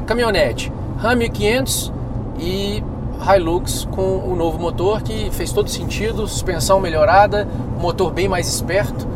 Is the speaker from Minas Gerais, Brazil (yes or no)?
yes; Minas Gerais, Brazil; moved away as an adult; now in Brasília, Brazil; eu sou mineiro